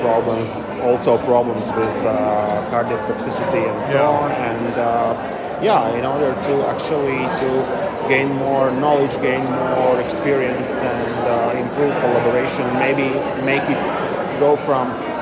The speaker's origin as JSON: {"language": "English", "region": "Riga", "country": "Latvia", "said": "I'm from Riga, Latvia."}